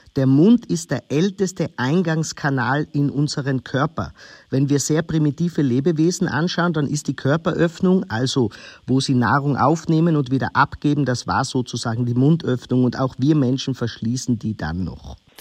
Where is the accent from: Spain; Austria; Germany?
Austria; als gebürtiger Österreicher